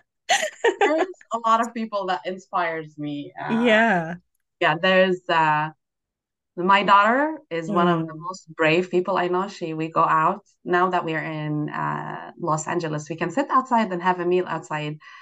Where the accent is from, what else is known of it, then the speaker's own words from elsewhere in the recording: Jordan; now in United States; I'm from Jordan, a Middle Eastern country